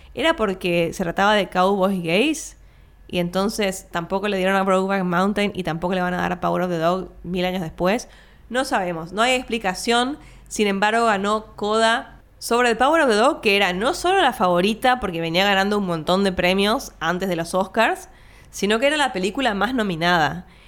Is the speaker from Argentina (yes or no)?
yes; Argentina